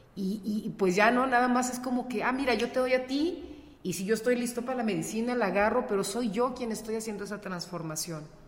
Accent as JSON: {"language": "Spanish", "town": "León", "region": "Guanajuato", "country": "Mexico", "tie": "born or raised there", "also_born_or_lived": "Torreón, Coahuila", "said": "yo nací acá en León"}